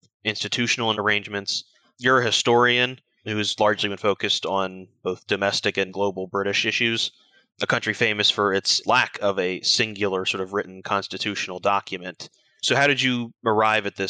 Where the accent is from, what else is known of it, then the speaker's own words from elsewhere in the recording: United States; as an American